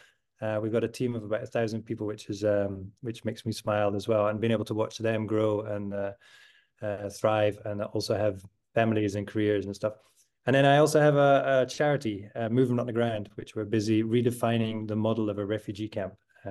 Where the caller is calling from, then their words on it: Amsterdam, North Holland, Netherlands; I'm calling from the Social Hub in Amsterdam, op de Vierbuitstraat, so TSH City